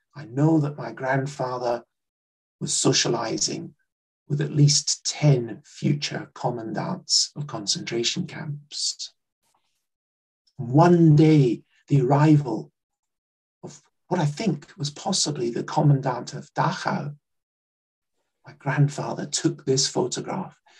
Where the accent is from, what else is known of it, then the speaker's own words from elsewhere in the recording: Glasgow, Scotland, United Kingdom; I grew up in Glasgow and just outside Glasgow